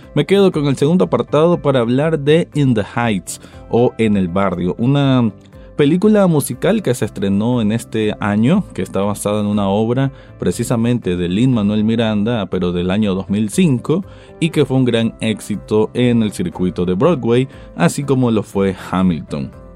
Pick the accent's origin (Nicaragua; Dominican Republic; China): Nicaragua; como yo nicaragüense viéndolo desde aquí